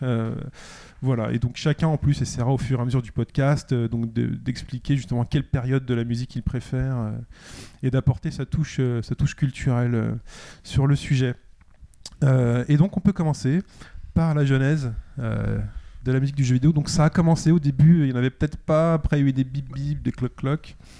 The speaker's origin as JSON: {"language": "French", "town": "Paris", "region": "Île-de-France", "country": "France", "said": "en tant que Parisien"}